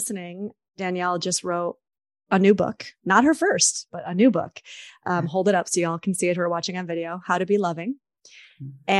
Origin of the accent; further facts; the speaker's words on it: New York, United States; I'm also a New Yorker